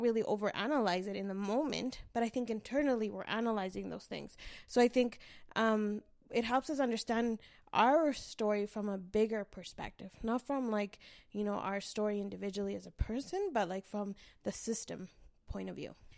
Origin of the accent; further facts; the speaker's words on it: Canada; I was born here